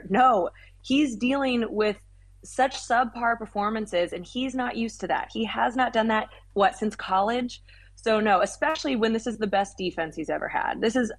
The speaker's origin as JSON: {"language": "English", "town": "Kansas City", "country": "United States", "said": "So I'm actually from Kansas City, which I feel like people say, oh, you're fine. You're from Kansas City."}